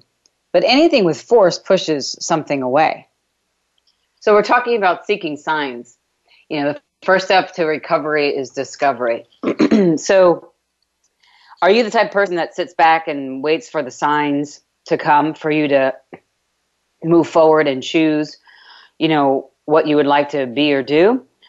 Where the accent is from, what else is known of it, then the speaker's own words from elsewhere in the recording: New York, United States; accent: New York; now in Texas, United States; It's kind of hard to say withdraw from my New York accent. I've gotten rid of a lot of my New York accent